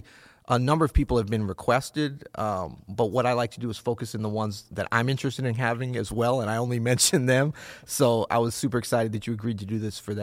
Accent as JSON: {"language": "English", "town": "St. Louis", "region": "Missouri", "country": "United States", "said": "I'm from St. Louis"}